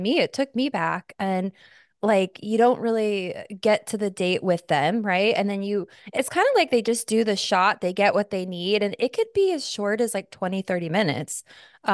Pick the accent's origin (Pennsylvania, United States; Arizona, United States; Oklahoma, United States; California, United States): Arizona, United States; now in New York City, United States; I grew up in Arizona.